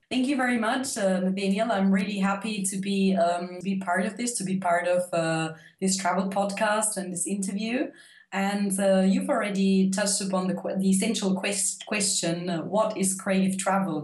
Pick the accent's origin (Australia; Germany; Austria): Austria; I'm from Austria